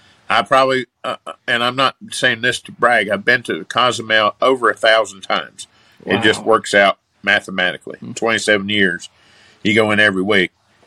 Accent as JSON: {"language": "English", "town": "Bristol", "region": "Tennessee", "country": "United States", "tie": "born or raised there", "moved": "as an adult", "lives_now": "Pigeon Forge, United States", "said": "Growing up in Bristol"}